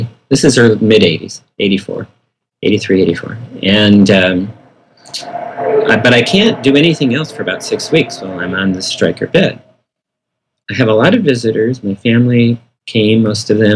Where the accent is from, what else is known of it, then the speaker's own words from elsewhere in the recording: Michigan, United States; growing up in Michigan, Al Kaline was a right fielder for the Detroit Tigers, was one of my heroes.